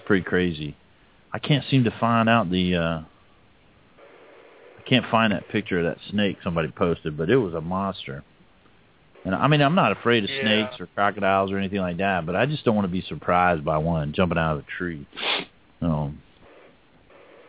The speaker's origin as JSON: {"language": "English", "town": "Hialeah", "region": "Florida", "country": "United States", "tie": "born or raised there", "said": "I was born in Hialeah, so I've been down in the Keys and everything"}